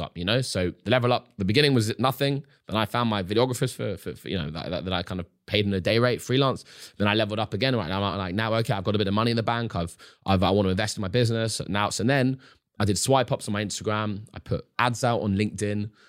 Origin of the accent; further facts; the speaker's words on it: London, United Kingdom; as a young adult growing up in London, going to university